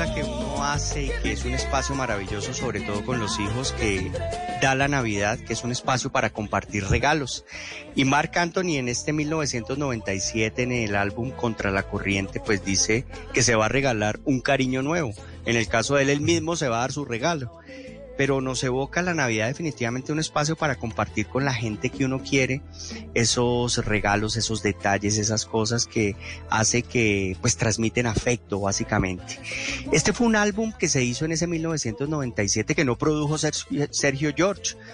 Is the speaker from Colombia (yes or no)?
yes; Popayán, Cauca, Colombia; en Popayán, de donde yo vengo